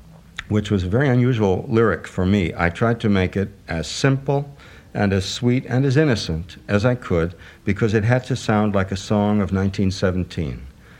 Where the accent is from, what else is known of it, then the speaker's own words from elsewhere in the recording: Chicago, Illinois, United States; Being a Chicagoan